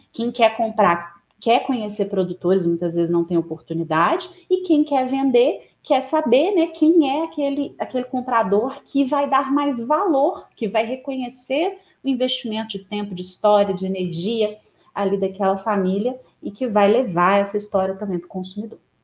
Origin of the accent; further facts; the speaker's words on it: Divinópolis, Minas Gerais, Brazil; now in Belo Horizonte, Brazil; eu sou natural de Divinópolis, no interior de Minas Gerais, moro atualmente em Belo Horizonte